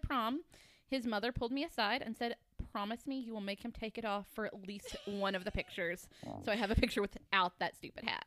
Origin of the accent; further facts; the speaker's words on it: Kentucky, United States; I grew up in Kentucky and like camo was what was fashionable where I'm from